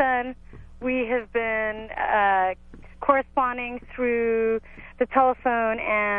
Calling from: Santa Cruz, California, United States; I'm calling from Santa Cruz. I'm 28

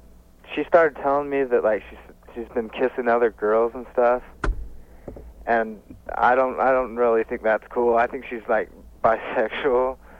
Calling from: Utah, United States

